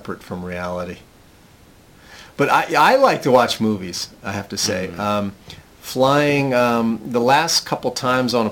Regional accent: United States; I'm American

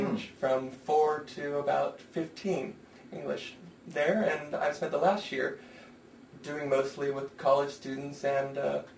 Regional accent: near San Francisco, Northern California, United States; moved away as an adult; also born or lived in Los Angeles / Colorado; I was born in California, Northern California, near San Francisco

